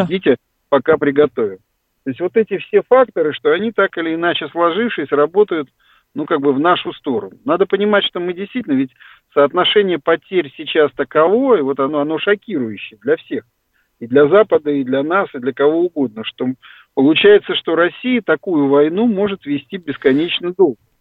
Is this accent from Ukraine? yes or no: yes; Ukraine; now in Russia; я рос на Украине